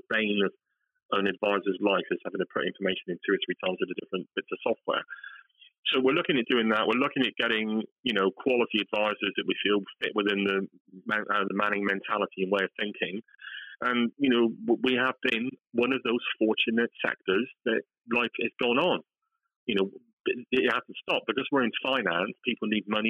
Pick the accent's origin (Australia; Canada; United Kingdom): United Kingdom; West Country, South West England; accent: West Country; my West Country accent